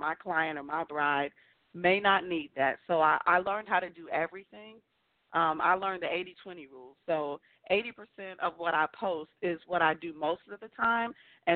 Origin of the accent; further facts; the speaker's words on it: Long Island, New York, United States; also born or lived in New Jersey; now in Charlotte, United States; I'm originally from Long Island, New York. Then I moved to New Jersey, and then now I'm in Charlotte, North Carolina.